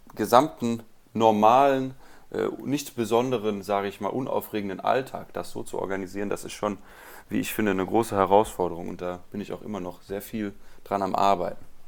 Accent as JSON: {"language": "German", "region": "Rhineland", "country": "Germany", "said": "ich komme aus dem Rheinland"}